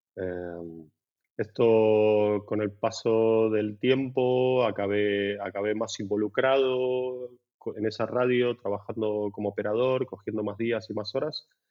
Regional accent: Buenos Aires, Argentina; now in Barcelona, Spain; soy de Buenos Aires, nacido en Buenos Aires

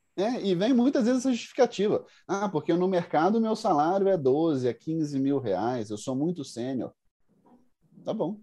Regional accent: Carangola, Minas Gerais, Brazil; also born or lived in Budapest, Hungary / Viçosa; sou mineiro, sou do interior de Minas, venho na cidade que chama Carangola, cidade pequenininha, 30 mil habitantes.

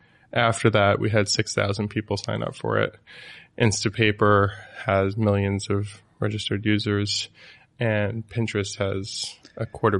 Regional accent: New Jersey, United States; also born or lived in New York; So, yeah, BetaWorks is in New York. I'm from New Jersey.

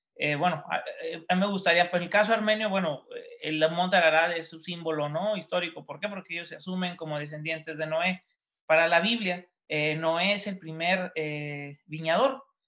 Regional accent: Ensenada, Baja California, Mexico; born or raised there

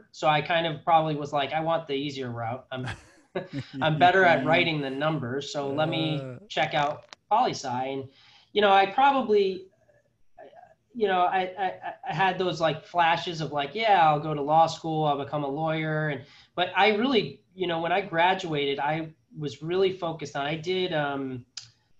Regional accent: Connecticut, United States; also born or lived in North Carolina / New Jersey / Massachusetts; I was born in North Carolina. My brother was born in New Jersey and then my sister was born in Massachusetts. And then we kind of settled in Connecticut and that's where we stayed.

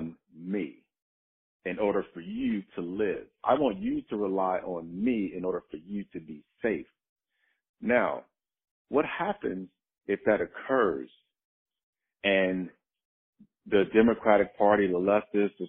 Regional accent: Chicago, Illinois, United States; moved away as an adult; I was born and raised in Chicago, South Side, inner city.

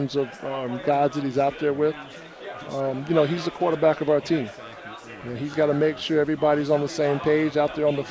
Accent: Greensboro, North Carolina, United States; I grew up in Greensboro.

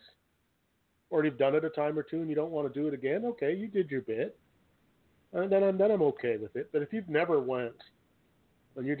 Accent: Canada; I'm not an American, but being a Canadian, when I was growing up

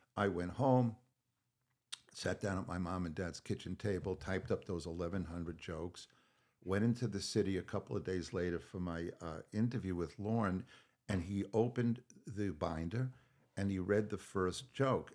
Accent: Long Island, New York, United States; growing up on Long Island

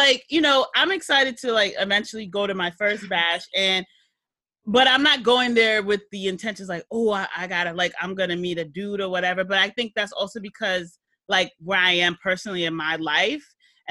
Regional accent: Trinidad & Tobago; I'm Trinidadian

